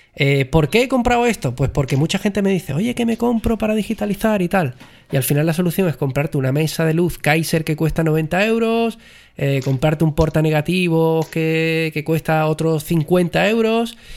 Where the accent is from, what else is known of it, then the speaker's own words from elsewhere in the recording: Jerez de la Frontera, Andalusia, Spain; Yo soy de Jerez